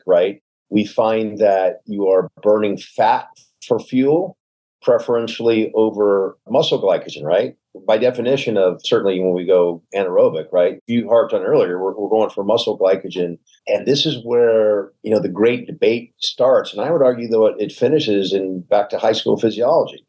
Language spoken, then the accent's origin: English; the South, United States; I'm a Southerner, so I mean guys and gals by just saying guys